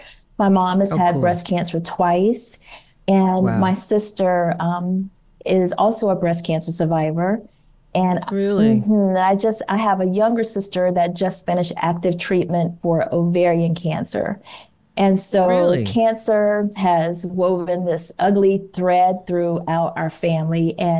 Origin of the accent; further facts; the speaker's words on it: Georgia, United States; also born or lived in Washington, D.C.; And so my husband retired here in the Atlanta area, but we're actually from Georgia. So it all worked out. So we essentially came home when he retired.